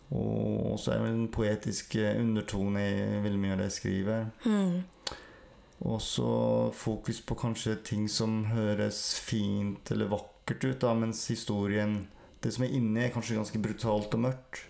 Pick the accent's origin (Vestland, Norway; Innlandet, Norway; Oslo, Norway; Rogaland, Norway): Vestland, Norway; Sogn; accent: Sogn dialect; Jeg snakker skikkelig sognedialekt og er odelsgutt